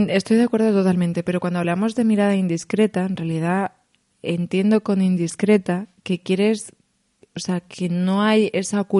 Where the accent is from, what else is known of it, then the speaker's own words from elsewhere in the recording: Spain; O sea, noto una conexión brutal, siendo española, con mm. ellos en la forma de mirar